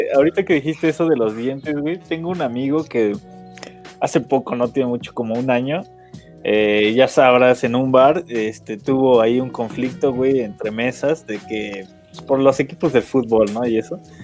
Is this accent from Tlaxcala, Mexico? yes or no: yes; Tlaxcala, Mexico; soy de Tlax, güey, de Tlaxcala.